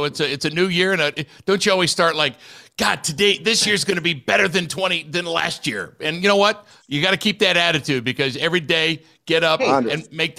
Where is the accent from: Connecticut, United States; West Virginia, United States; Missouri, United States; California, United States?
California, United States; San Diego; So I'm in San Diego, and they offered me 10 to 2 at night in my hometown of San Diego on the number one radio station, right?